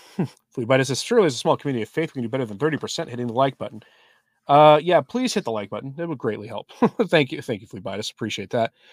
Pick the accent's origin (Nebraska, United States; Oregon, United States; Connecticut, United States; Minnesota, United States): Oregon, United States; Portland; moved away; I'm from Portland, Oregon